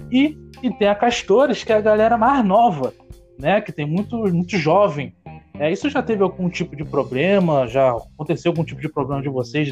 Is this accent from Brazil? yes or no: yes; Rio de Janeiro, Brazil; now in Campos, Brazil; Eu sou da Zona Norte, né, agora estou morando em Campos